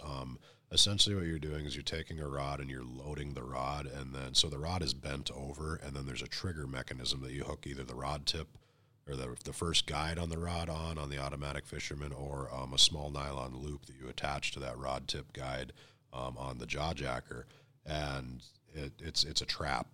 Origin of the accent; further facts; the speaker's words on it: North Dakota, United States; moved away; I'm originally from North Dakota